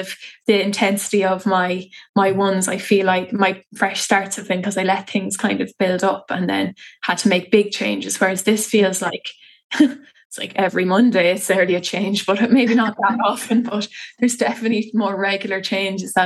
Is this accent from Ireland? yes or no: yes; Athlone, Leinster, Ireland; I'm from Athlone town